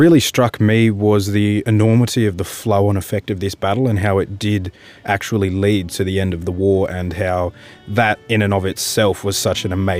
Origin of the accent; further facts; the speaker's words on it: Australia; I'm from Australia.